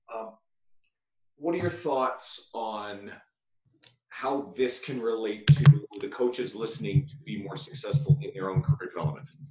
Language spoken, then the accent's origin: English; rural Newfoundland, Newfoundland and Labrador, Canada; I'm from New, like rural Newfoundland originally